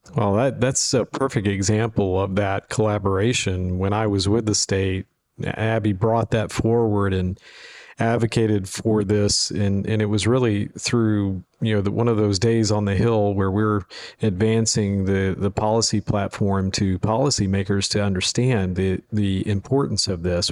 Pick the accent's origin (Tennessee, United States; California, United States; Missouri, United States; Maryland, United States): Tennessee, United States; Memphis; joined the University of Memphis to focus on economic development, uh, for my, uh, alma mater in my hometown